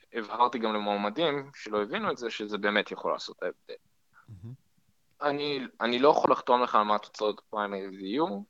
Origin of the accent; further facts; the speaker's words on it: Haifa, Haifa District, Israel; moved away; וכחיפאי במקור אני גם מכיר את הפוליטיקה המקומית